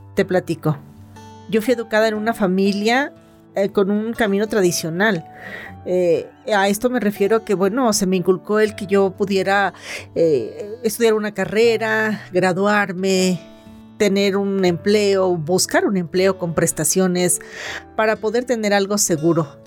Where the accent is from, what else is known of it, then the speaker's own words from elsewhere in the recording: Mexico; soy mexicana